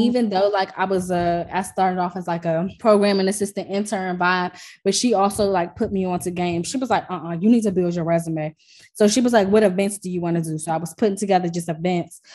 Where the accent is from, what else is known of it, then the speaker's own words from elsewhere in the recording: Washington, District of Columbia, United States; I'm from DC.